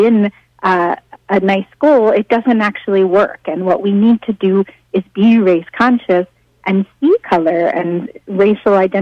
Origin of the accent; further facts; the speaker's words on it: New York City, New York, United States; I'm a native New Yorker.